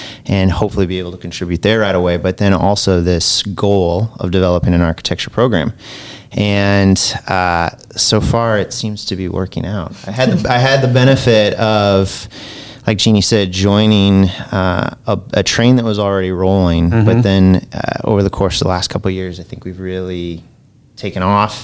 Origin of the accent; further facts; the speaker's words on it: Midwest, United States; moved away as an adult; also born or lived in Washington, D.C. / Florida; now in Birmingham, United States; I'm from the Midwest originally.